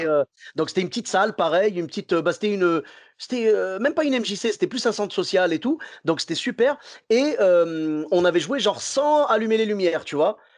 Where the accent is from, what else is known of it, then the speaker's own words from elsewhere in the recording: Morocco; now in Bordeaux, France; je suis marocain, la chaleur, j'ai l'habitude, tu vois. Nous au Maroc, 45 euh, degrés